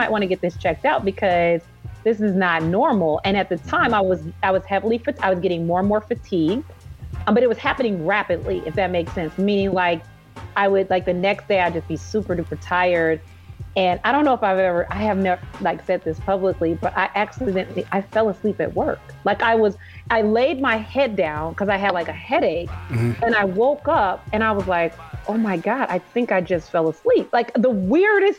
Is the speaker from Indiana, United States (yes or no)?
yes; Indianapolis, Indiana, United States; moved away as an adult; also born or lived in Chicago / Orlando; I'm from Indianapolis